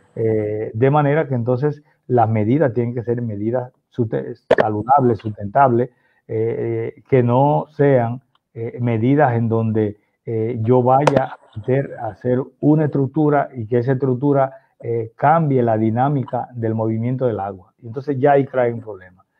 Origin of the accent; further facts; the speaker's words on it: Puerto Rico; Nosotros somos de Puerto Rico